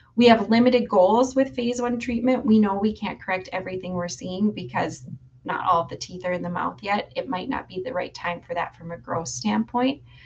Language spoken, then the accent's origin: English; Duluth, Minnesota, United States; grew up here in Duluth and um, never ventured too far away, really